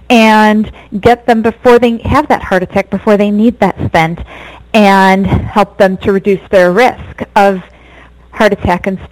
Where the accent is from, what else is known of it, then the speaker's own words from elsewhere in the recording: Michigan, United States; moved away as an adult; also born or lived in upstate New York / Detroit / Rochester; now in Los Angeles, United States; I grew up in Michigan